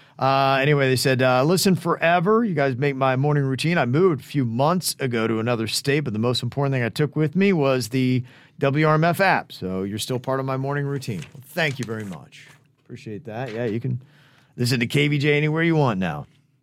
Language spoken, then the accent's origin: English; Peru; And since I'm from Peru, I figured that must have helped somehow.